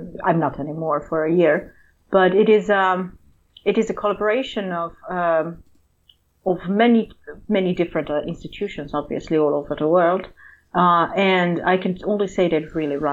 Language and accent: English; Croatia; also born or lived in Serbia / Austria / Germany / Italy; now in Newcastle, United Kingdom; I am from Croatia originally, and I came to Newcastle via Serbia, Austria, Germany, and Italy